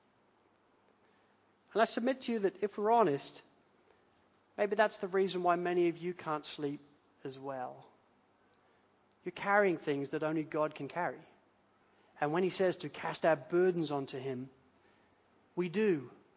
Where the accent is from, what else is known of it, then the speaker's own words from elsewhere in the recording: United Kingdom; now in Australia; we're British